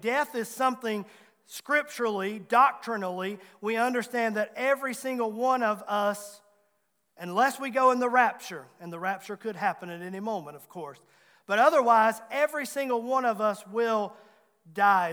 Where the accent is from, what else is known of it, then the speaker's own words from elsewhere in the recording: Abbs Valley, Virginia, United States; I grew up in Abbs Valley, the big metropolitan area of Abbs Valley